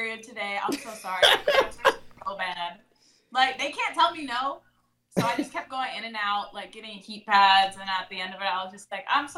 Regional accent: Texas, United States; moved away as an adult; now in Los Angeles, United States; I live in LA now, but they raised us in Texas

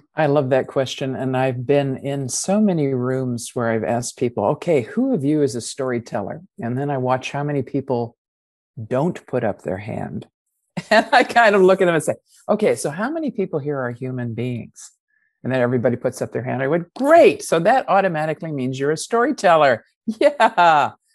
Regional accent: United States; accent: American; moved away as an adult; also born or lived in New Zealand; I have an American accent because I grew up with it and I was 25 already by the time I went to New Zealand

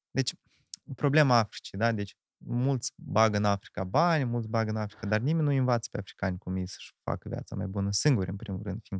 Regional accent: Ialoveni, Ialoveni District, Moldova; Da, eu sunt din Ialoveni, născut în Ialoveni, făcut școala Neoloveni, plecat Neoloveni și acum din nou m-am întors Neoloveni.

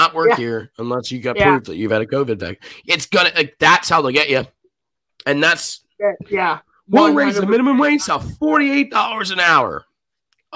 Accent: United States; we're American

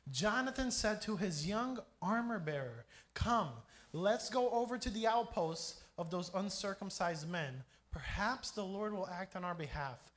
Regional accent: Brazil; also born or lived in Grand Rapids, Michigan, United States; I'm American. So I was born and raised in Michigan, Grand Rapids, Michigan. If you don't know where that is, I don't blame you. It's not that famous. But uh, my parents are missionaries. I grew up here in Brazil

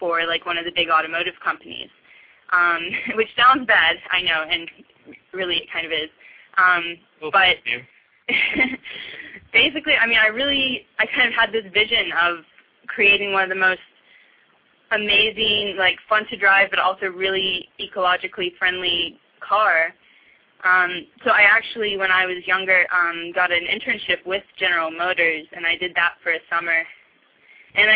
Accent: outside Asheville, Western North Carolina, United States; moved away as an adult; also born or lived in Atlanta, Georgia; I grew up in Western North Carolina in a really small town outside of Asheville, really close to the Great Smoky Mountains National Park

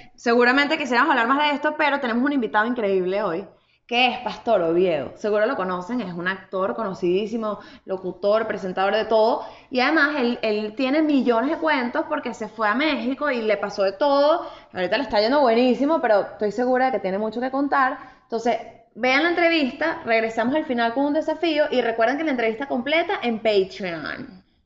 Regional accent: Venezuela; nosotros hay como varios tipos de venezolanos

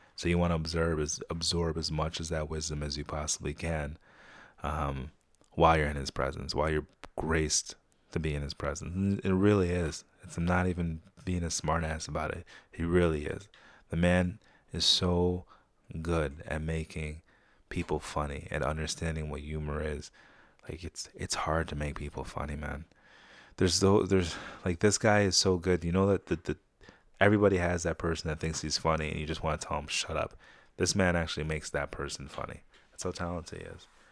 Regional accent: Saratoga, United States; growing up in Saratoga.

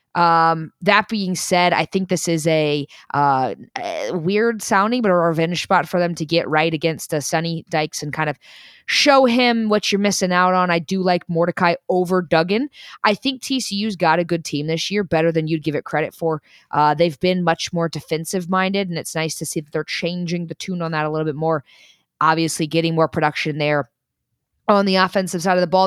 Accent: Vol Country, Tennessee, United States; you and I growing up in Vol Country

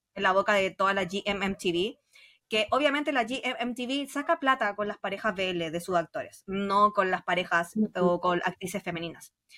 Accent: Chile; soy chilena.

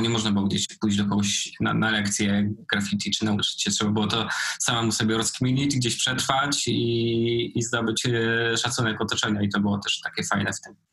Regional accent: Nowa Sól, Lubusz Voivodeship, Poland; moved away; also born or lived in Poznań; oryginalnie jestem z podziemnej góry, z Nowej Soli.

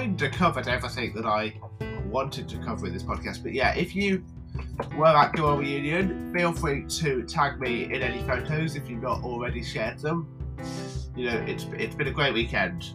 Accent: Midlands, United Kingdom; accent: Midlands; my Midlands accent

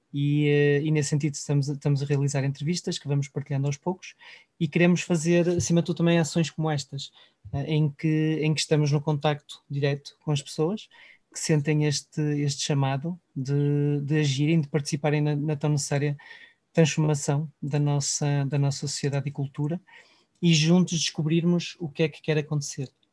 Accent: Portugal; valorizamos entre nós enquanto portugueses

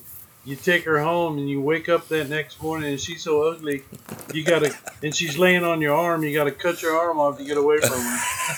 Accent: Lawrence, Kansas, United States; I was raised up around Lawrence, Kansas. And played in bands there all my life.

